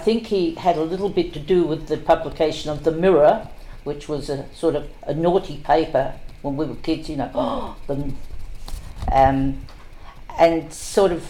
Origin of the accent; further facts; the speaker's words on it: Cottesloe, Western Australia, Australia; I was born in Devonley Hospital, which isn't there anymore. It's off Stirling Highway. And I was living always in Dean Street